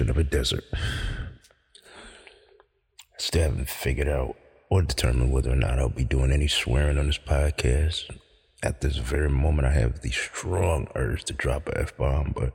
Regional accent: Central New York, United States; Born and raised in Central New York

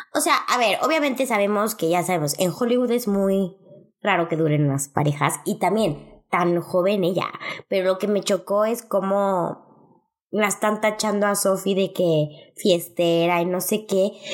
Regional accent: Mexico

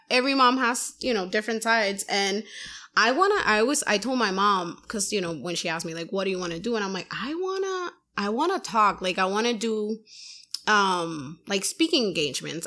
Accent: Puerto Rico; now in Massachusetts, United States; I'm from Puerto Rico

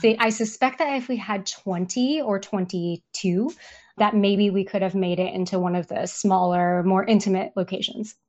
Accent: Seattle, Washington, United States; we are from Seattle

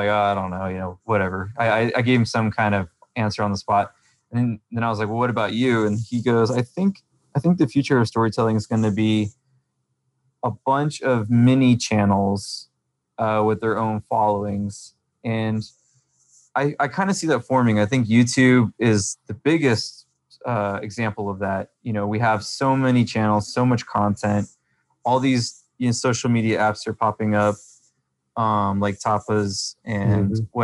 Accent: Georgia, United States; also born or lived in Los Angeles / Atlanta / Marietta; I came from Georgia. So I was born in Georgia, then moved to Los Angeles for, you know, from the time I was one till like four or five, then we moved back to Georgia

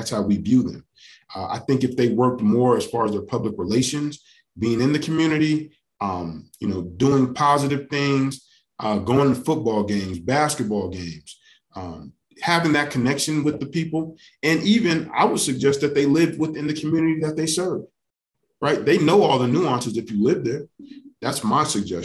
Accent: United States; also born or lived in Colorado Springs, Colorado / New York City, New York; I grew up in Southeast Colorado Springs in New York City

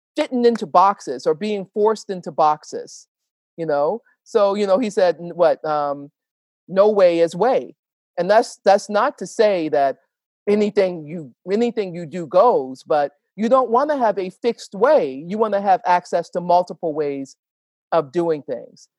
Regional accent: Petersburg, Virginia, United States; In my hometown of Petersburg, Virginia

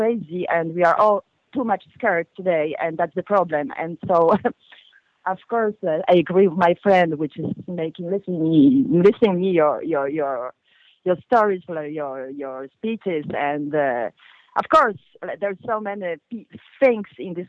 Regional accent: Lyon, Auvergne-Rhône-Alpes, France; I'm from Lyon.

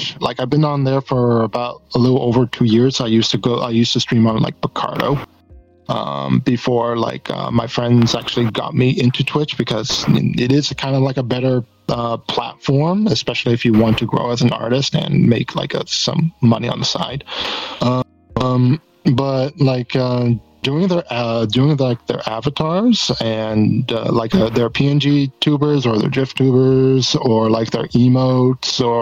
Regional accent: Massachusetts, United States; moved away as an adult; now in Quebec, Canada; I grew up in Massachusetts.

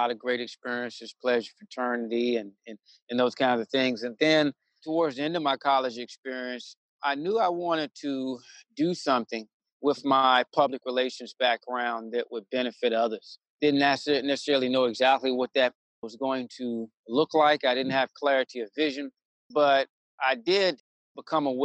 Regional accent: Washington, District of Columbia, United States; also born or lived in Tallahassee, Florida; I was born in Tallahassee, Florida, raised in the Washington, D.C. area, lived in this area most of my life.

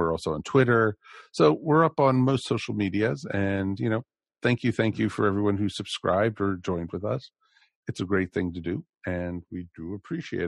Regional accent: Maryland, United States; in Maryland, we had Channel 5 and Channel 20

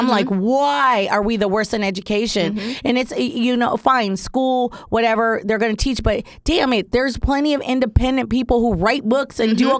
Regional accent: Bay Area, California, United States; moved away as an adult; now in Los Angeles, United States; I was born and raised in California. Mm-hmm. Like, that is what it is. I'm a Bay Area girl. Yeah. Shout out to my Bay people. All day, every day I rep, mm-hmm. even though I live in LA, yeah. I'm all Bay.

